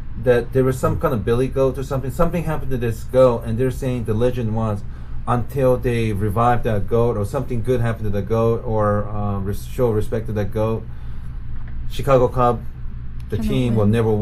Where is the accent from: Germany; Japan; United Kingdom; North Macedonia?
Japan; Osaka; my hometown in Osaka